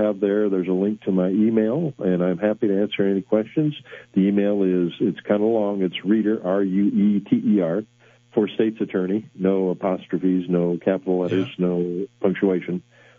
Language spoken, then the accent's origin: English; Decatur, Illinois, United States